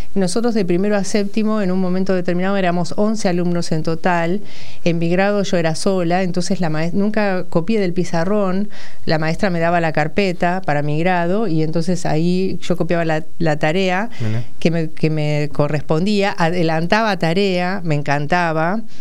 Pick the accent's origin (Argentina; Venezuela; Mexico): Argentina; Saladillo, Buenos Aires Province; moved away as an adult; now in Buenos Aires, Argentina; Soy de Saladillo, provincia de Buenos Aires. Nací en el kilómetro 175 de la ruta 205, eh, cuartel tercero, paraje San Blas.